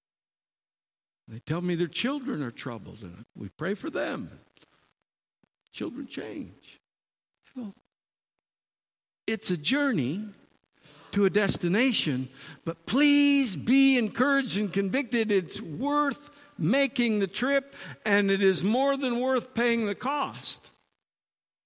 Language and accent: English; Michigan, United States; moved away; also born or lived in Arizona; I was born in the Midwest of America in Michigan